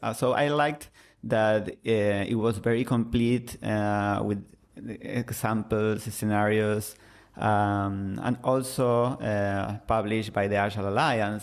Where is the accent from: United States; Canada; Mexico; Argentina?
Argentina; first language Spanish; English is a second language; I'm from Argentina, so I speak Spanish